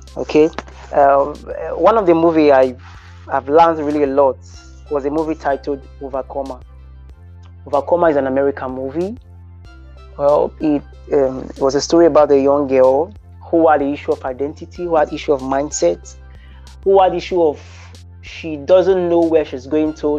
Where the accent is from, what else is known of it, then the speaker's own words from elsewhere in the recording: Nigeria; as a Nigerian